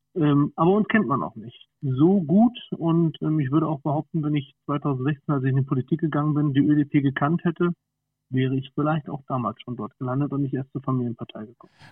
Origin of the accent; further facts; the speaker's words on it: near Schwerin, Mecklenburg-Vorpommern, Germany; moved away as an adult; now in Wolfsburg, Germany; wir sind nämlich eigentlich gebürtige Mecklenburg-Vorpommern